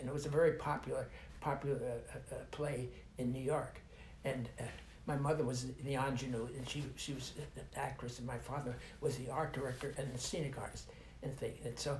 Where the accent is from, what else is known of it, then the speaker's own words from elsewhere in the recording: Montreal, Quebec, Canada; born there; I was born in Montreal, Canada.